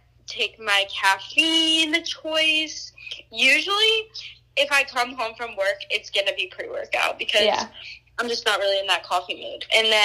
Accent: Georgia, United States; moved away as an adult; now in Florida, United States; I love Georgia. Born and raised there for 19 years

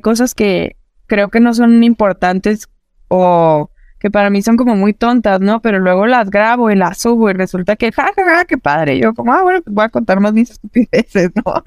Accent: Parral, Chihuahua, Mexico; también soy del norte de México, soy de una, de una ciudad pequeña que se llama Parral, Chihuahua

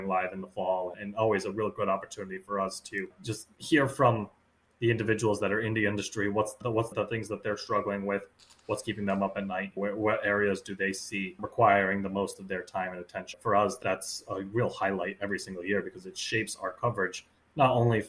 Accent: Massachusetts, United States; I grew up in Massachusetts and I grew up a Red Sox fan.

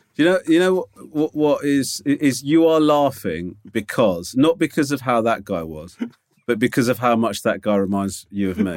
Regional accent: United Kingdom; being British

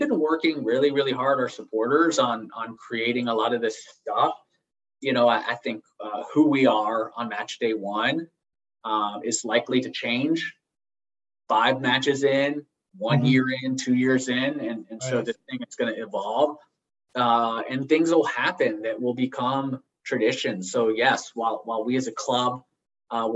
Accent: Italy; now in Charlotte, United States; where I grew up in Italy

